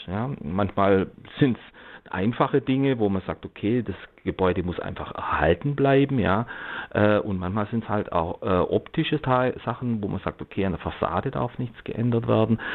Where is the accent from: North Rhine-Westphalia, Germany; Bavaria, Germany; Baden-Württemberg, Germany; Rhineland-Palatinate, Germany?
Baden-Württemberg, Germany; Black Forest; ich komme jetzt zum Beispiel aus dem Schwarzwald